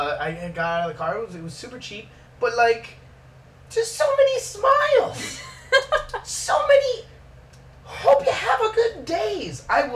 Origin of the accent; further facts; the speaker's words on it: Miami, Florida, United States; I'm here from Miami.